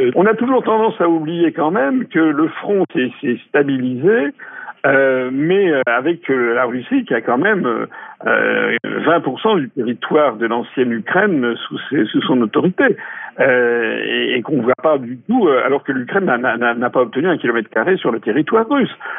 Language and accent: French; France; quand on est français